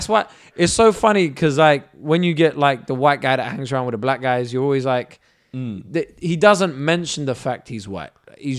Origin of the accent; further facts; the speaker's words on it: England, United Kingdom; but I'm British and I very much see myself as British and English.